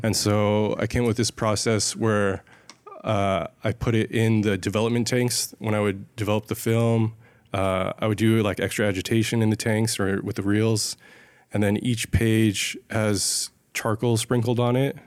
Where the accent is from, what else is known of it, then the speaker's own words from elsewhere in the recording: San Ysidro, California, United States; now in Los Angeles, United States; I grew up in San Ysidro, which is, like, right on the border of Mexico and California